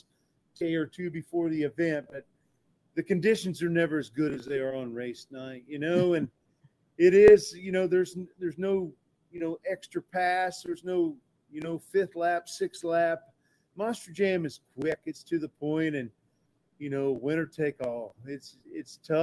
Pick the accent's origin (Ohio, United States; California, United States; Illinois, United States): Illinois, United States; I'm from Illinois there nearby